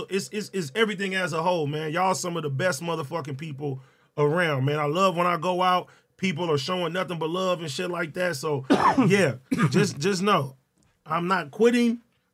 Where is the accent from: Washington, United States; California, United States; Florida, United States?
California, United States; Compton; Compton, man.